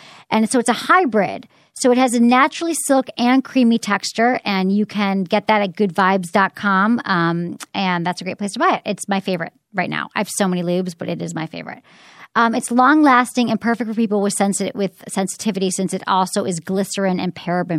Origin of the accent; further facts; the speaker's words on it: Detroit, Michigan, United States; There was an article in the Detroit News, which is my hometown paper